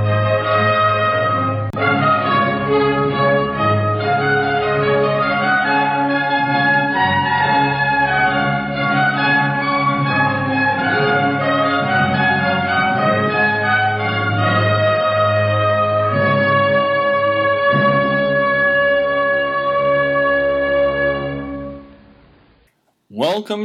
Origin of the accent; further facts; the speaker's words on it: United States; I'm an American